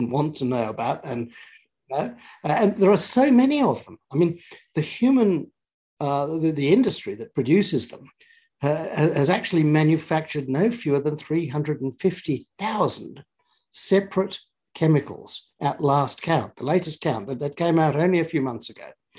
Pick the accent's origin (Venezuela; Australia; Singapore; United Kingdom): Australia; as an Australian, a modern Australian citizen